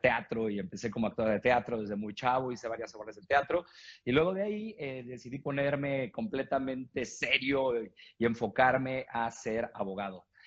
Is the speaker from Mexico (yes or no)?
yes; Mexico; yo soy eh, mexicano, tengo 42 años.